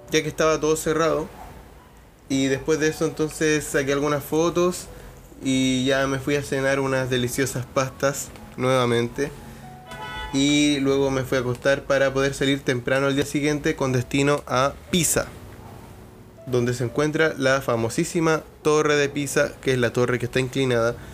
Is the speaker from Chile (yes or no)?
yes; Chile; soy chileno y tengo mentalidad de chileno